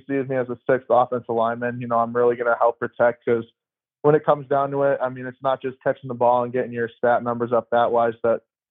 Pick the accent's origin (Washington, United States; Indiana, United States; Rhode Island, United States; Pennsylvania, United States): Pennsylvania, United States; moved away as an adult; also born or lived in Maryland; now in Tuscaloosa, United States; I'm from Pennsylvania up in the country, so there's a lot more country boys here